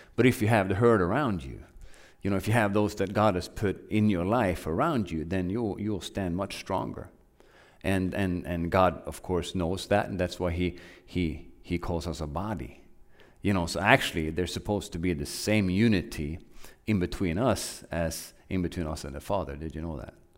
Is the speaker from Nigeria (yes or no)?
no; Norway; moved away as an adult; also born or lived in Oklahoma; now in United States; I grew up in Norway